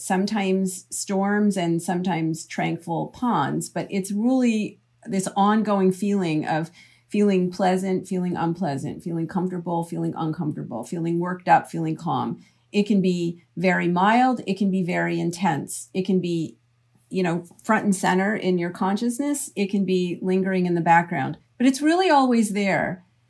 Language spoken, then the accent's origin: English; Canada; now in United States; I'm from Canada originally